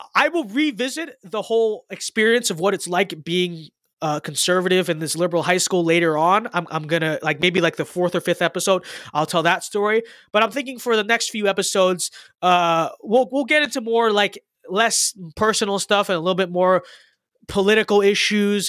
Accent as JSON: {"language": "English", "country": "United States", "said": "I'm an American"}